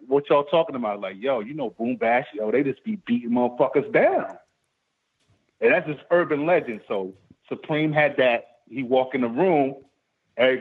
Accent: New York City, New York, United States; I grew up in Queens, but my mom's lived in Harlem.

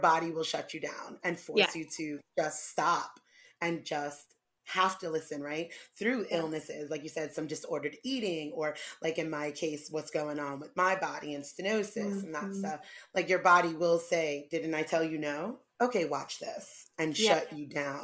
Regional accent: New York City, New York, United States; moved away; I come from New York City

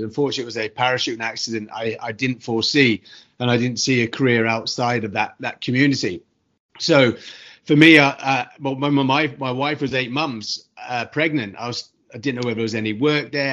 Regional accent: United Kingdom; moved away; from my accent, I'm from the UK originally

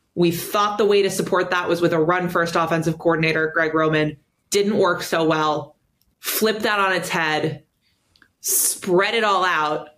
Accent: New York, United States; I, as a New Yorker

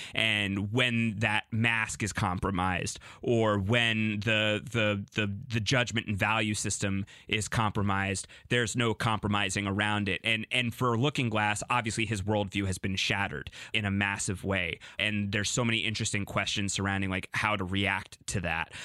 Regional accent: New York City, New York, United States; I'm talking to you from New York City right now

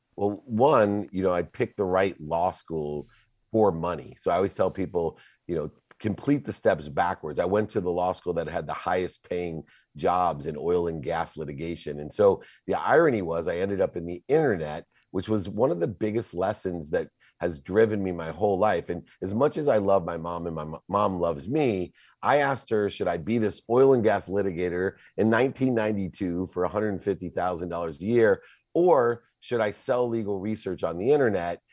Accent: Akron, Ohio, United States; moved away; also born or lived in Southern California; I was born in Akron, Ohio

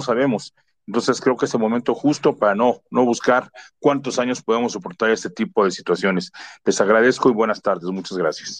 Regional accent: Mexico; somos más mexicanos pensantes

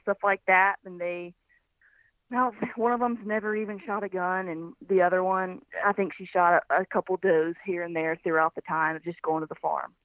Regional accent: Birmingham, Alabama, United States; moved away as an adult; also born or lived in Kodiak Island, Alaska; now in Nashville, United States; I'm from Birmingham, Alabama, but uh, I live in Nashville, Tennessee

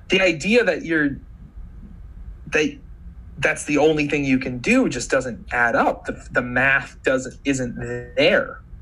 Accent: Montana, United States; I'm from Montana, big beautiful state full of wildlife.

